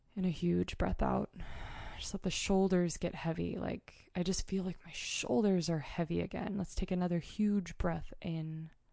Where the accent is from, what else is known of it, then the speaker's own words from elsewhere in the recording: Mount Hood, Oregon, United States; moved away; this is my home state. I grew up on Mount Hood.